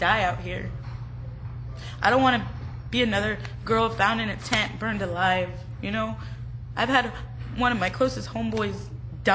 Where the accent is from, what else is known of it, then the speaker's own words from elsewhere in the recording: Orange County, California, United States; I was from Orange County, because I grew up in a good lifestyle, a good home